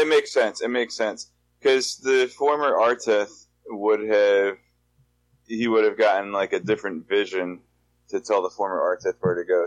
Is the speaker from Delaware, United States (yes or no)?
yes; Delaware, United States; I'm also from Delaware